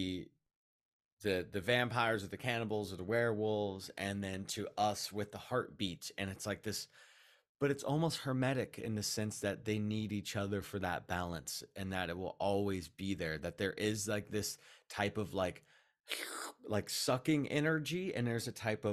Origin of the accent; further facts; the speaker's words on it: West Coast, United States; growing up on the West Coast